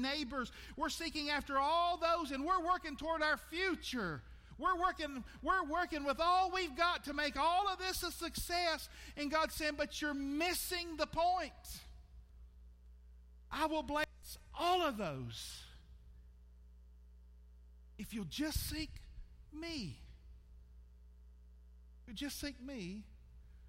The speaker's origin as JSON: {"language": "English", "country": "United States"}